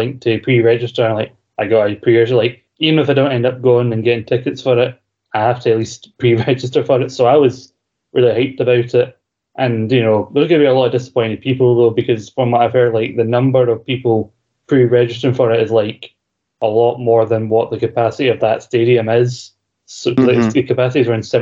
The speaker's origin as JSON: {"language": "English", "region": "Scotland", "country": "United Kingdom", "said": "I'm a Scottish person"}